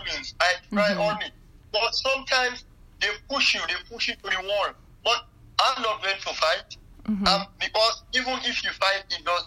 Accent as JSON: {"language": "English", "town": "Freetown", "region": "Western Area", "country": "Sierra Leone", "also_born_or_lived": "Libya", "moved": "yes", "lives_now": "Germany", "said": "I'm from Freetown."}